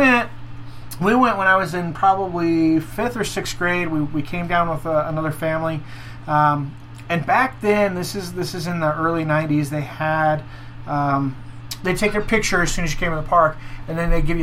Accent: Wyoming, United States; now in Utah, United States; So I grew up in Wyoming. That's where I was. Spent most of my formative elementary, middle school, and high school years was in various parts of Wyoming

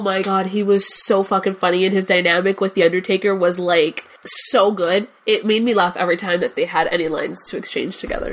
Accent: Cuba; English is a second language; I'm Cuban. So English is not my first language

